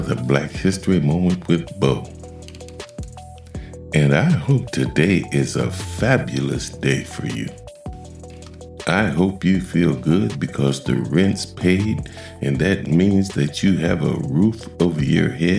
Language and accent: English; Ohio, United States; my home state, Ohio